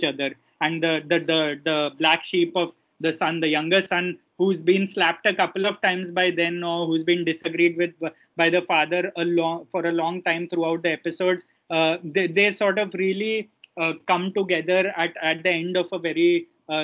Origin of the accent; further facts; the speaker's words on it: India; as an Indian